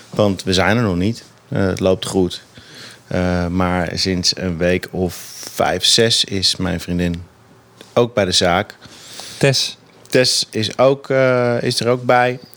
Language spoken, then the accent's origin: Dutch; Amsterdam, North Holland, Netherlands; Ik kom natuurlijk zelf uit Amsterdam.